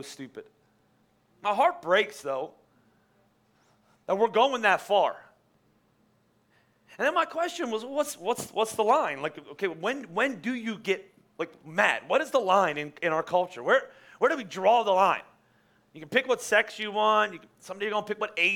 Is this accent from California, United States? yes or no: no; Boyertown, Pennsylvania, United States; I was from Boyertown.